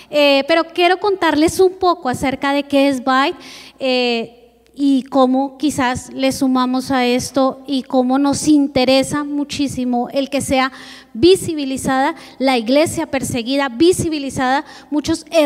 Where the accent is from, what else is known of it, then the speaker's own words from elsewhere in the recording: Bogotá, Colombia; junto con mi esposo somos de Colombia, venimos de Bogotá, la capital.